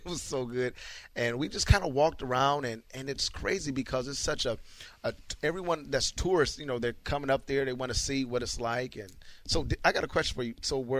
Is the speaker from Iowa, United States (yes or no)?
yes; Iowa, United States; moved away; I'm from Iowa originally, so Minnesota's not only two or three hours from my hometown, and my brother lives in Minneapolis.